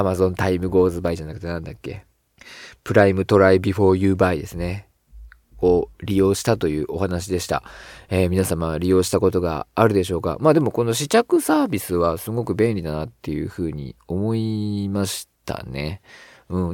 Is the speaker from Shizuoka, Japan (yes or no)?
yes; Shizuoka, Japan; 僕は静岡出身